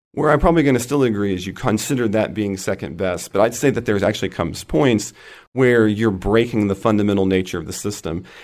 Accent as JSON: {"language": "English", "region": "Oklahoma", "country": "United States", "tie": "born or raised there", "said": "out here in my home state of Oklahoma"}